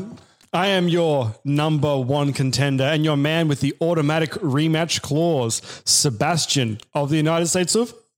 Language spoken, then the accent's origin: English; Australia; As an Australian citizen myself